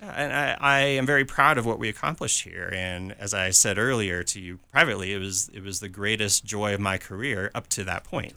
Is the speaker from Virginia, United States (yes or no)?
no; California, United States; moved away as an adult; also born or lived in Saint Louis, Missouri / Birmingham, Alabama / Tulsa, Oklahoma; I grew up in California